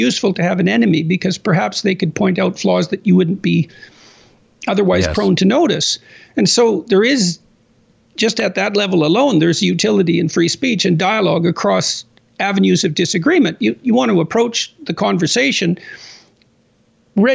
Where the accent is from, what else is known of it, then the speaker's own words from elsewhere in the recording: Canada; I'm a Canadian